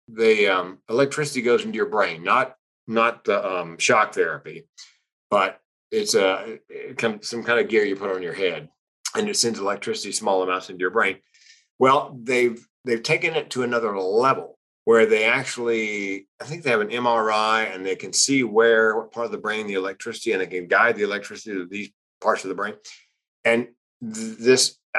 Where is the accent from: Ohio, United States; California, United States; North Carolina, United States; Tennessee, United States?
North Carolina, United States; I grew up in North Carolina